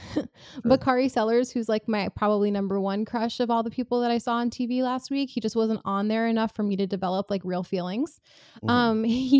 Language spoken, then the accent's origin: English; New York City, New York, United States; I grew up in New York City